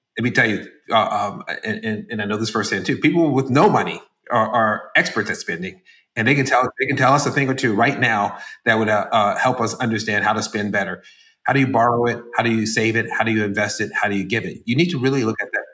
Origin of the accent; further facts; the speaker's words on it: San Francisco, California, United States; moved away; I'm from San Francisco originally